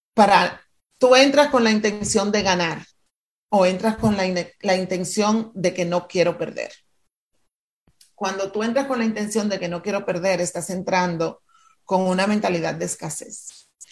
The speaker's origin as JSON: {"language": "Spanish", "country": "Dominican Republic", "tie": "born or raised there", "moved": "yes", "said": "yo nací frente al mar, me mudé de República Dominicana"}